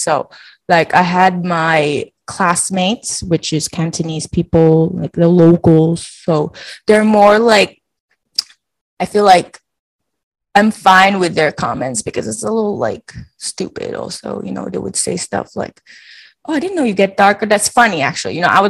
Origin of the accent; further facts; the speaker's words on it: Philippines; also born or lived in Macau; now in United States; especially as a Filipino, as an Asian